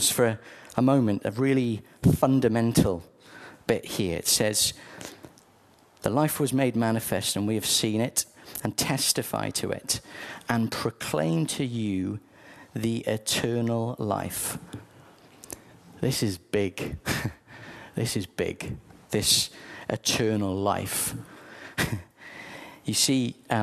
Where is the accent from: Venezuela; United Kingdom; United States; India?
United Kingdom; South Wales; I grew up in South Wales